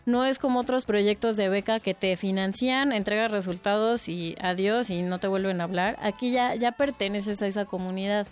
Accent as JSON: {"language": "Spanish", "region": "Mexico City", "country": "Mexico", "tie": "born or raised there", "said": "Nací en la Ciudad de México en septiembre de 1990"}